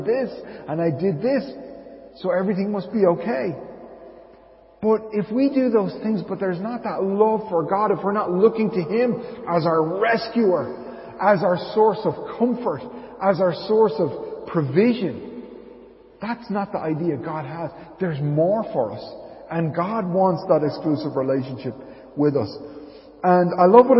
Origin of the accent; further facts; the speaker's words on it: Dublin, Leinster, Ireland; moved away as an adult; also born or lived in Arklow; when we first moved to Arklow back in 2008, and I was from Dublin.